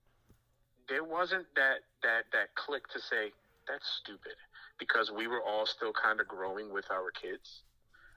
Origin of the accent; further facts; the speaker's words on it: New York City, New York, United States; also born or lived in Dundalk, Maryland; now in Virginia, United States; me growing up in New York City